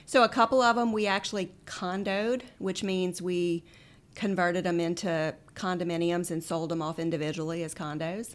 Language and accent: English; Central, Louisiana, United States; also born or lived in Oxford, Mississippi; We lived in Central. Um, grew up in Central, went to Scotlandville Magnet High School for high school